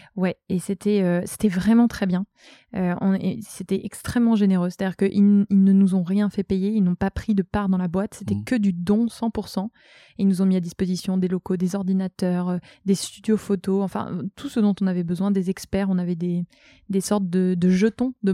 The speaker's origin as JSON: {"language": "French", "region": "Brittany", "country": "France", "moved": "as an adult", "lives_now": "Tourcoing, France", "said": "je suis bretonne"}